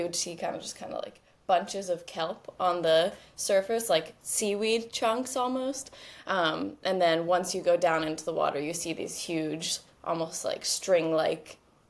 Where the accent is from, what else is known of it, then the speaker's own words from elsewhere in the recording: Pennsylvania, United States; also born or lived in New Jersey; now in Southern California, United States; Well, right now I'm based in Southern California. I'm originally from the East Coast. I grew up in Pennsylvania and spent a lot of time in New Jersey as well. But right now I'm in Southern California